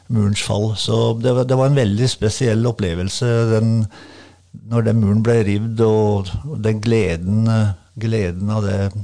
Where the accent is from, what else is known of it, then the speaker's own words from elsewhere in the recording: Bamble, Vestfold og Telemark, Norway; moved away as an adult; also born or lived in Berlin / Aarhus; Jeg starta jo i Bamble, der jeg kommer fra